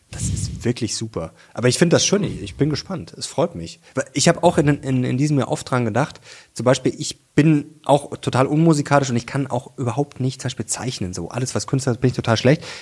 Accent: Munich, Bavaria, Germany; Venga di Monaco müsste das heißen. Ich komme aus München.

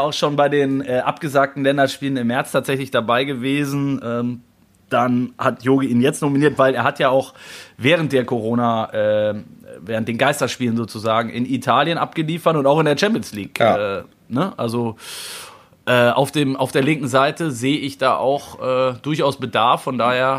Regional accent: North Rhine-Westphalia, Germany; born or raised there

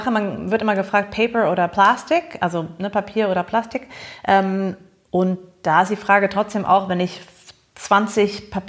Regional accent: Massachusetts, United States; ich komme persönlich aus Massachusetts. Ähm, und da muss ich sagen, dass zumindest was so äh, Pfand angehen, äh, angeht, waren wir äh, vor euch dran, was die Dosen angeht. Also als Kind haben wir schon die Dosen gesammelt.

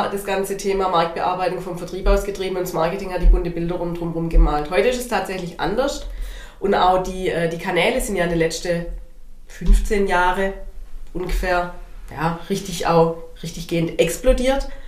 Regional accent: Baden-Württemberg, Germany; Wobei ich äh, als Schwabe bin da immer ein bisschen verwirrt.

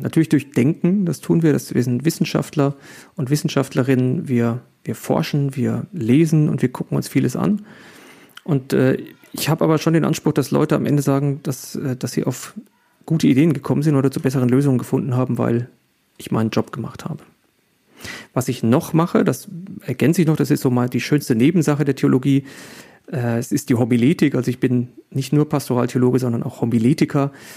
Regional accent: Germany; wir sind ja Deutsche

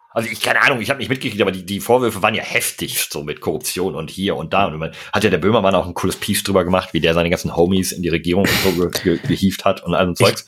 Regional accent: Berlin, Germany; Ich bin ja eigentlich auch gebürtiger Berliner

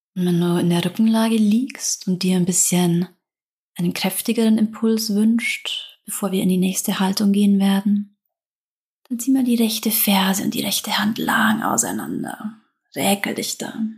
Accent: Southern Germany, Germany; accent: southern German dialect; Ich komme aus Süddeutschland, vielleicht hörst du es an meinem Dialekt

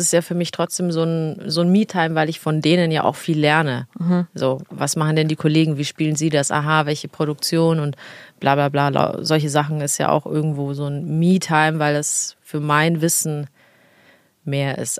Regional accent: Italy; als Italienerin

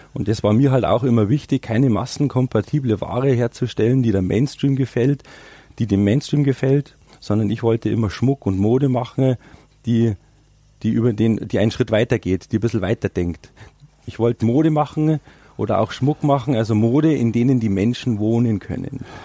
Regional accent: Rosenheim, Bavaria, Germany; moved away as an adult; also born or lived in Spain / Austria / United States; Ich bin Rosenheimer, ich mhm. bin gebürtiger Rosenheimer.

